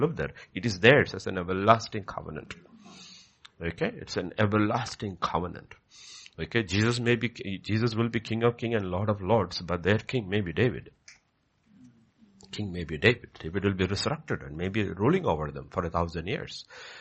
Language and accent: English; Kerala, India; moved away; if you go to Kerala, if you go to my hometown, there is a house and there is a land